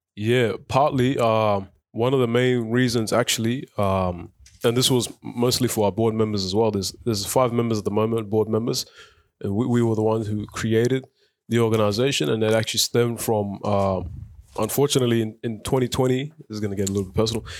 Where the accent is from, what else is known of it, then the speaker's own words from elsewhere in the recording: Footscray, Victoria, Australia; English is a second language; also born or lived in South Sudan / Egypt; now in Melton, Australia; we moved to Australia in two thousand and five. Um, and then we grew up in Footscray, and now we reside in Melton